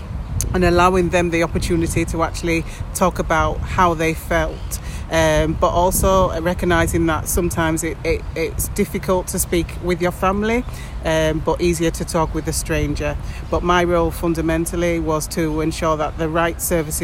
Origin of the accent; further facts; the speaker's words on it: England, United Kingdom; moved away as an adult; now in Spain; I'm from England.